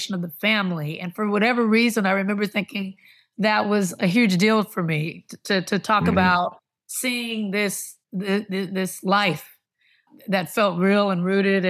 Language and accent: English; Compton, California, United States; also born or lived in Long Beach / Lynwood; I grew up in the Compton, Long Beach, Linwood, Tri-City area